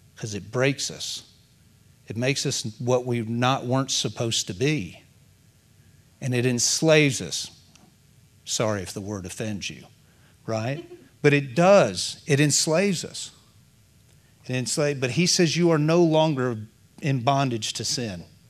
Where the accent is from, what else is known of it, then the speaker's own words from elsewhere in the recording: United States; I got born here